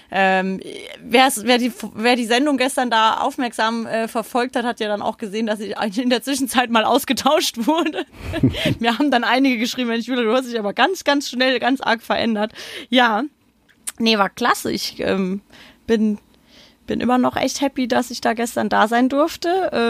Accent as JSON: {"language": "German", "town": "Frankfurt", "region": "Hesse", "country": "Germany", "said": "man ist ja als Frankfurter gern auch Pessimist und malt einen Teufel an die Wand."}